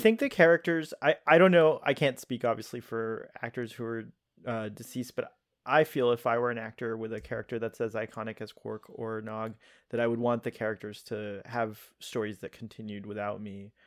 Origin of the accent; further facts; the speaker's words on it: Miami, Florida, United States; also born or lived in Pakistan; I'm a Pakistani uh, born, uh, living, grew up in Miami, where, uh, the majority of the population is Hispanic.